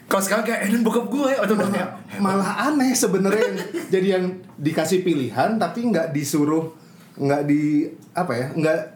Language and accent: Indonesian; Medan, North Sumatra, Indonesia; Nah akhirnya dari situ udah pas SMP di Medan, untungnya di Medan tuh banyak yang jual kaset-kaset import